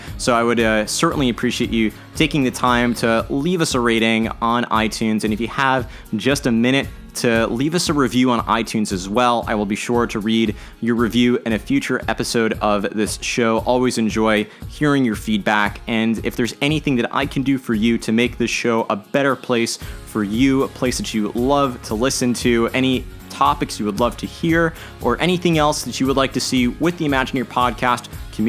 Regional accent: New Orleans, Louisiana, United States; We are from New Orleans originally, so I understood the theme.

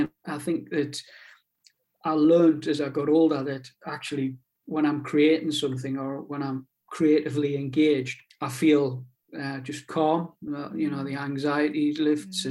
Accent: Newbiggin-by-the-Sea, North East England, United Kingdom; accent: pitmatic; moved away as an adult; now in Whitley Bay, United Kingdom; I'm originally from Newbiggin by the sea, up on the coast in in Northumberland

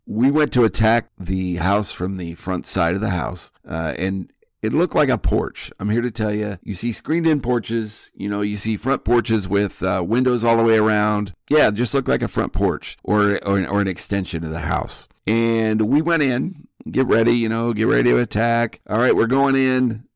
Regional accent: Midwest, United States; I grew up in the Midwest

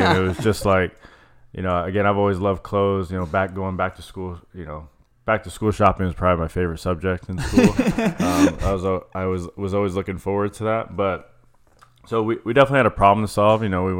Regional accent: Chandler, Arizona, United States; I was born and raised in Chandler, East Valley

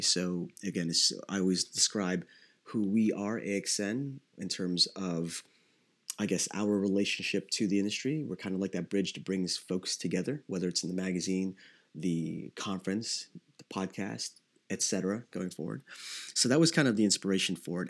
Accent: Davao City, Davao Region, Philippines; moved away; I was born in Davao City in the Philippines

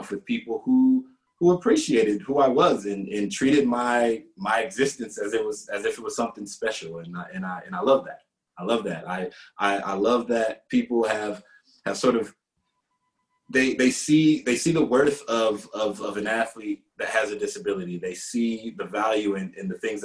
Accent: Detroit, Michigan, United States; I'm from Detroit, Michigan.

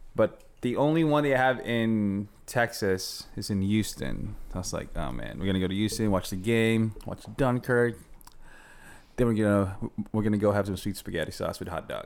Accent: Philippines; moved away; Filipino. I grew up, uh, in Philippines.

